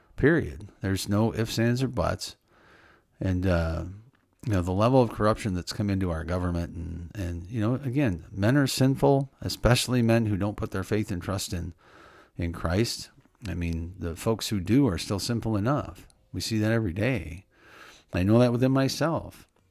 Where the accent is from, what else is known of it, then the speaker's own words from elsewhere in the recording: Illinois, United States; I wish I was born in Wyoming instead of Illinois